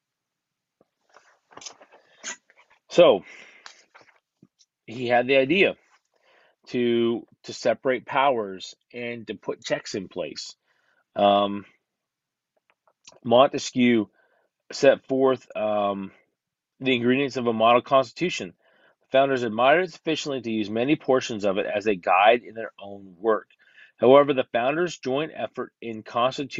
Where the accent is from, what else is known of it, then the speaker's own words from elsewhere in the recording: United States; I'm an American